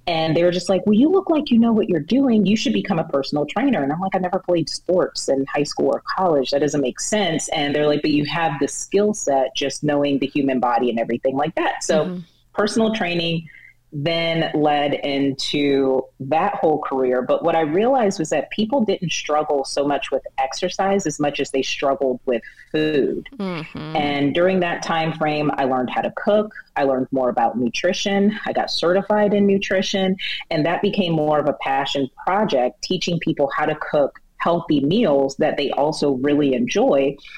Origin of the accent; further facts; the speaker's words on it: Atlanta, Georgia, United States; born there; So I was actually born in Atlanta. People always like to debate me because they say I pronounce the T's, but I was actually born